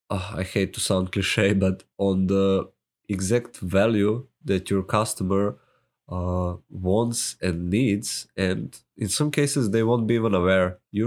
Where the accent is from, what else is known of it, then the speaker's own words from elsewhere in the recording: Serbia; accent: Serbian; English is a second language; my Serbian accent might be funny to you. I say pizza, so deal with it.